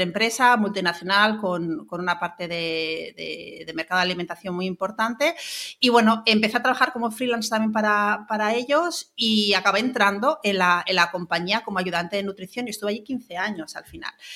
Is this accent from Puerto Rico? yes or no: no; Palma, Balearic Islands, Spain; moved away as an adult; also born or lived in Barcelona; Yo soy de Mallorca, de Palma, eh, estudié en Barcelona